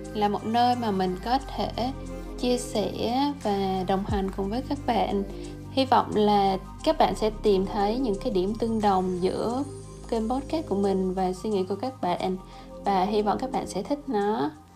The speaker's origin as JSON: {"language": "Vietnamese", "country": "Vietnam", "tie": "born or raised there", "moved": "as an adult", "lives_now": "United States", "said": "Mình sinh ra và lớn lên ở Việt Nam. Mình đến Mỹ cũng được 4 năm rồi"}